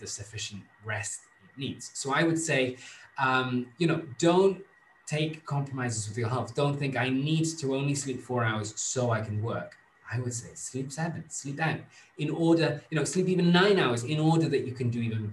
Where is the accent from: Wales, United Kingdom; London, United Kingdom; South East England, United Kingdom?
Wales, United Kingdom; moved away as an adult; now in Rome, Italy; in my home country, so much is conditioned by the weather